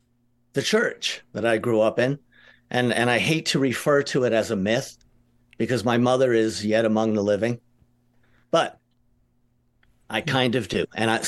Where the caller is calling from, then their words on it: New York City, New York, United States; New York City. I'm excellent. In the Bronx.